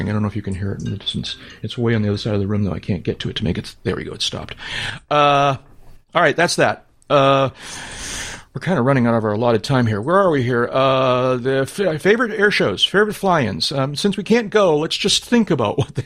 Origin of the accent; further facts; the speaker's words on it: New England, United States; I'm from New England.